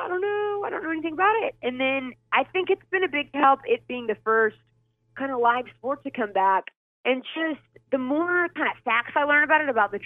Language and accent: English; Louisville, Kentucky, United States; moved away as an adult; also born or lived in Washington, D.C.; now in West Virginia, United States; I grew up in Kentucky